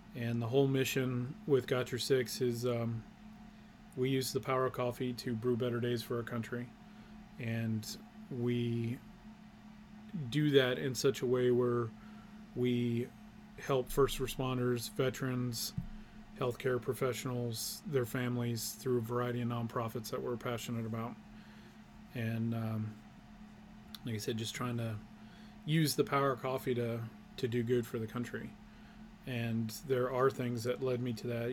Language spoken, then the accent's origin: English; Paris, Texas, United States; moved away as an adult; also born or lived in New Mexico / Maine; I grew up in Paris, Texas.